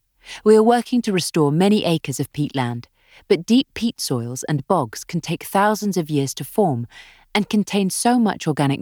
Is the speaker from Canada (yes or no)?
no; Australia; also born or lived in South America; I grew up in South America and Australia, and my degree was land and water science at the University of Sydney.